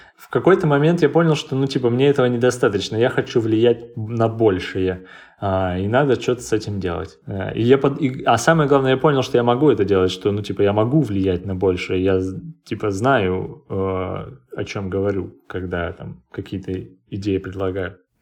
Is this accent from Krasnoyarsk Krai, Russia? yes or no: yes; Krasnoyarsk, Krasnoyarsk Krai, Russia; moved away as an adult; now in Moscow, Russia; я обычный человек из Красноярска